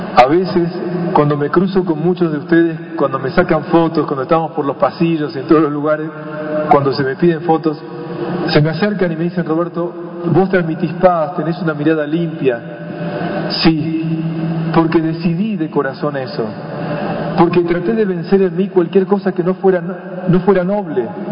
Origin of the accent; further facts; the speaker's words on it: Buenos Aires, Argentina; yo vengo de Buenos Aires